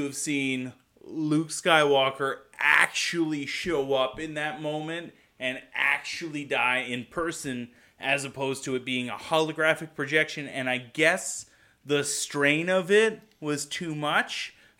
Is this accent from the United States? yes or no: no; Ontario, Canada; Like, rural Ontario. Super rural Ontario.